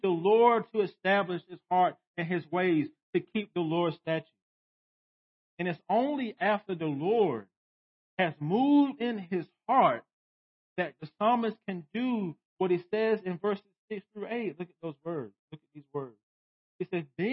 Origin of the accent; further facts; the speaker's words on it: United States; as American Christians